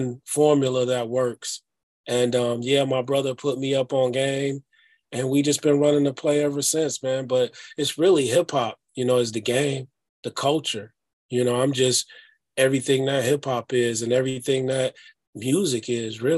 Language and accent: English; Detroit, Michigan, United States; moved away as an adult; also born or lived in Amityville, New York; now in Minneapolis, United States; I grew up in Detroit, it was a city of ruins